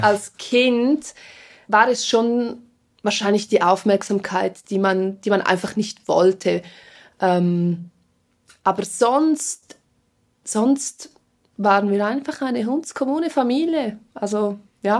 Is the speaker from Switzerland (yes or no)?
yes; Engadin, Graubünden, Switzerland; first language Swiss German Sign Language; auch mit Deutsch, auch mit Rätromanisch, weil wir ja aus dem Engadin sind